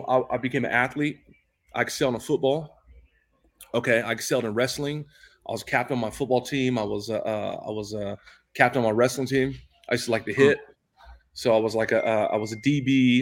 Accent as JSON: {"language": "English", "town": "San Diego", "region": "California", "country": "United States", "tie": "born or raised there", "said": "my mom was in Linda Vista, which was a poor part of San Diego"}